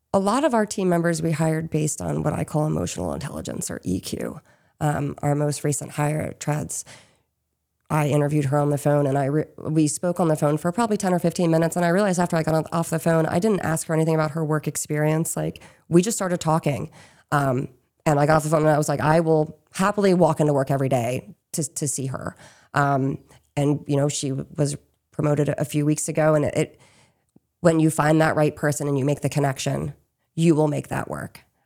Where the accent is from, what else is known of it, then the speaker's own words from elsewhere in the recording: Chester County, Pennsylvania, United States; moved away as an adult; now in Maine, United States; we hail from Chester County, which is, um, down the road from Chads Ford